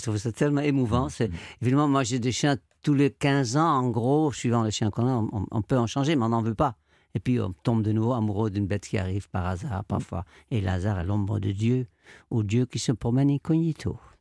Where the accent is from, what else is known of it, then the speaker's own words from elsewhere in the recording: Amsterdam, North Holland, Netherlands; moved away; quand j'étais petit, j'habitais à Amsterdam, je suis néerlandais